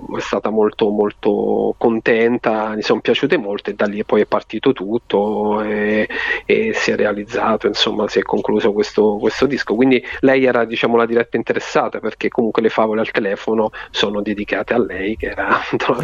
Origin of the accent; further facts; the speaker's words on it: Marche, Italy; quando i miei mi raccontavano queste favole davanti al camino nel mio paese di, di, di montagna, de, delle Marche, insomma in provincia di Ascoli